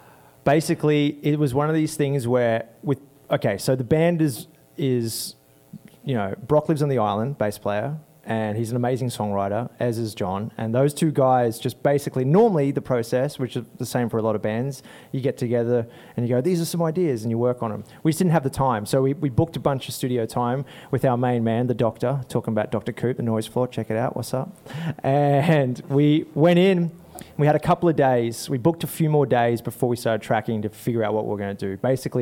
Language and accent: English; Bristol, South West England, United Kingdom; We're three cats. We're from Bristol, England.